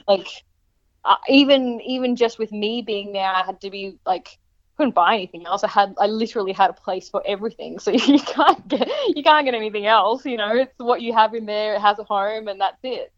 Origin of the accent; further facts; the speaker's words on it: Brisbane, Queensland, Australia; moved away as an adult; also born or lived in Portland / Gold Coast; now in Mullumbimby, Australia; once i moved away from brisbane